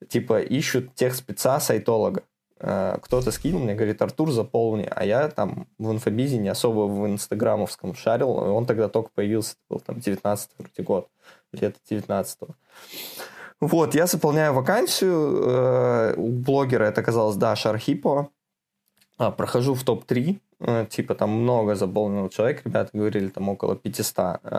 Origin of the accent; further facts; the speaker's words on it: Minsk, Belarus; moved away as an adult; now in Moscow, Russia; Да, из Беларуси, а. из Минска.